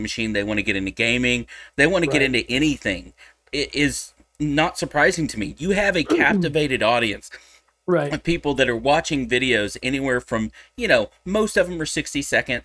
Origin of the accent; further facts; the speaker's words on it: Texas, United States; I'm a Texan.